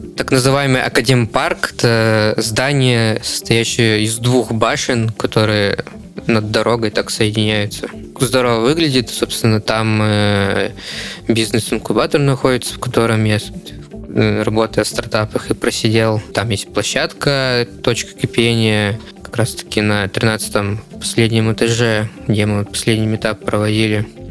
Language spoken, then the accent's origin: Russian; Novokuznetsk, Kemerovo Oblast, Russia; moved away as an adult; now in Novosibirsk, Russia; я сам не из Новосибирска. Я вот конкретно э, сюда переехал, чтобы учиться. Переехал я из Новокузнецка.